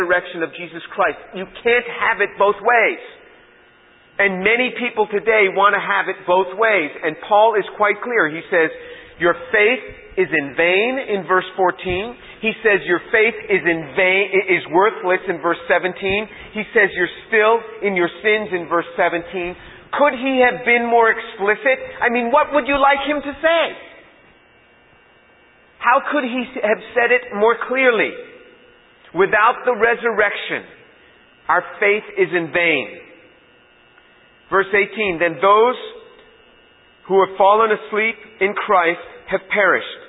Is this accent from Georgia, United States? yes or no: no; New York, United States; I'm from New York